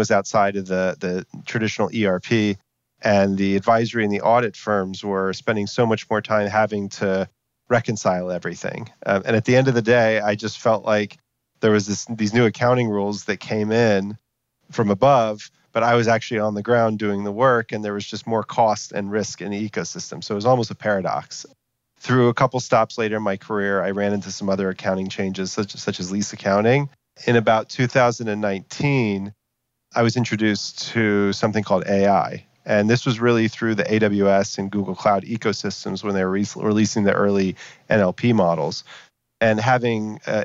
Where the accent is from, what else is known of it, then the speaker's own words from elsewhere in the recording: Texas, United States; I'm from Texas originally